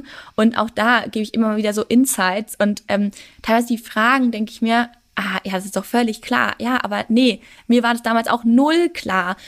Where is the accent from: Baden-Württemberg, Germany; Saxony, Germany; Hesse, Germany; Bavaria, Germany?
Bavaria, Germany; Würzburg; moved away as an adult; also born or lived in Regensburg; Ich bin ja ursprünglich aus Würzburg ähm, und bin dann nach Regensburg gekommen